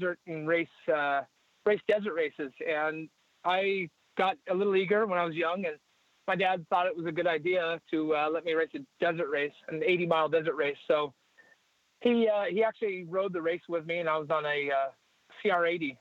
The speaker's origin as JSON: {"language": "English", "town": "Santa Barbara", "region": "California", "country": "United States", "tie": "born or raised there", "said": "I was born in Santa Barbara, California in 1988"}